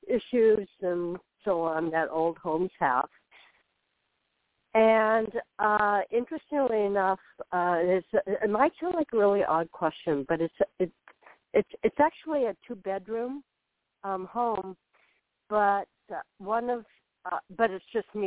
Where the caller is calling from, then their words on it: Florida, United States; I'm calling from Florida.